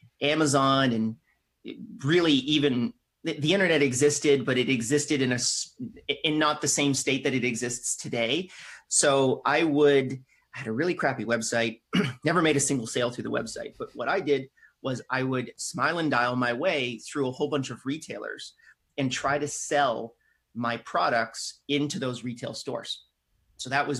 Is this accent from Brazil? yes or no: no; Canada; I'm Canadian.